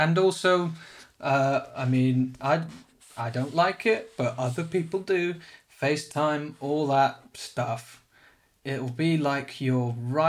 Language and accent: English; South Africa; born there; When my parents lived in South Africa, when I was born, hashtag I was born in South Africa, that's part of my hashtag story.